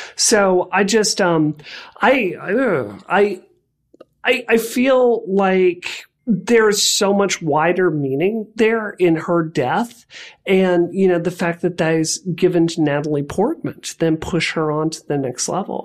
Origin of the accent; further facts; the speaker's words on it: Mississippi, United States; I grew up queer in Mississippi